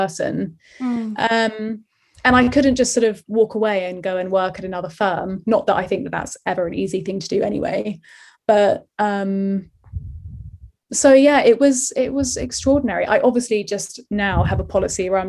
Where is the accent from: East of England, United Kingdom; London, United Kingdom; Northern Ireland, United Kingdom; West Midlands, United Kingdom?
London, United Kingdom; the circle of people that I kind of grew up with in Ealing